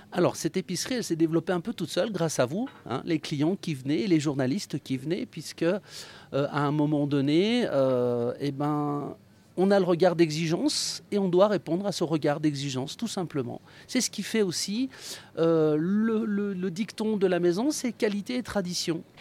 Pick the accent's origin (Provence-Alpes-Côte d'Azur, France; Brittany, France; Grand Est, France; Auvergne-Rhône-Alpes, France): Auvergne-Rhône-Alpes, France; Savoie; je suis un enfant des stations, mademoiselle. Je suis né en station. Je suis un petit Savoyard